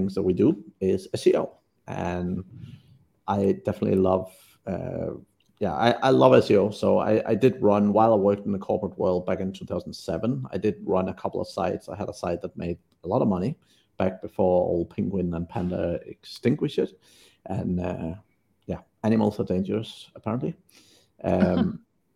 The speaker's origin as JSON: {"language": "English", "country": "Denmark", "moved": "as an adult", "lives_now": "Vietnam", "said": "I'm from Denmark originally, but have not lived there for over 20 years"}